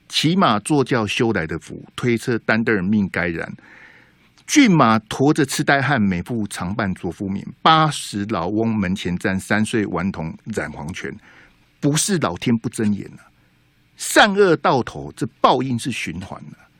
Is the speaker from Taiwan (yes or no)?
yes; Taiwan; 我们台湾人